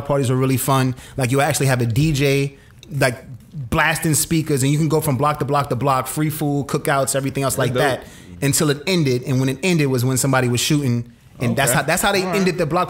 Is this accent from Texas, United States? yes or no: no; New York City, New York, United States; now in Atlanta, United States; I grew up in the city. I grew up in Brooklyn.